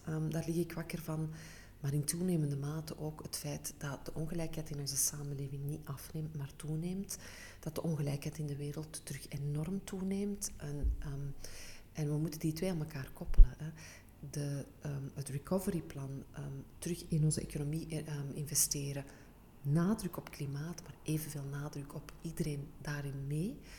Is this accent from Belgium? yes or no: yes; Antwerp, Flanders, Belgium; Ik ben een echte Antwerpse.